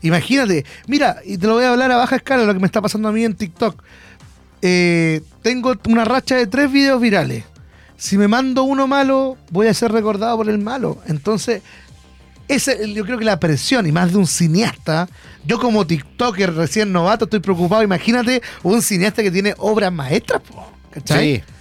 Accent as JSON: {"language": "Spanish", "country": "Chile", "said": "uno como chileno"}